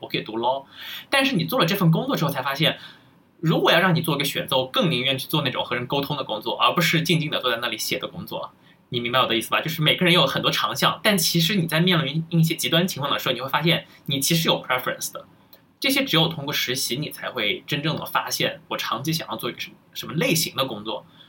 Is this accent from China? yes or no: yes; China; moved away as an adult; now in United States; 我是愿意回到，非常渴望甚至是想回到国内的